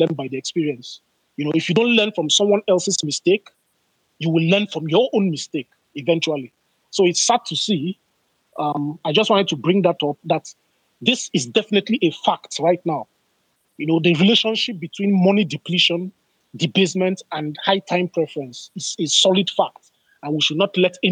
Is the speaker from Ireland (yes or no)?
no; Nigeria; I am a Nigerian